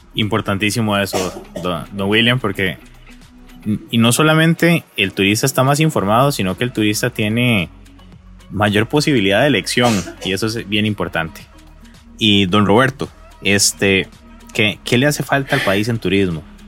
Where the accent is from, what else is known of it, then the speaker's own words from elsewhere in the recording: Costa Rica; somos reconocidos los costarricenses es por ser ese confianzudos también